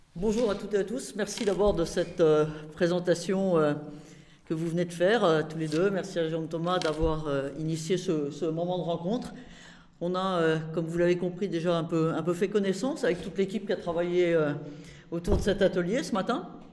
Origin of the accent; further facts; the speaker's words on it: Normandy, France; J'étais euh, sur une liste municipale dans ma ville, à Rouen, parce que moi je viens de Normandie